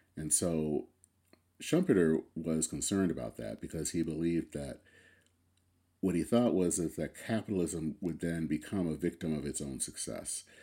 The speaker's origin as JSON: {"language": "English", "town": "Flint", "region": "Michigan", "country": "United States", "tie": "born or raised there", "said": "I come from Flint, Michigan. Flint was the town where G M was born. Um, it was, for me, growing up as a kid in the seventies and eighties"}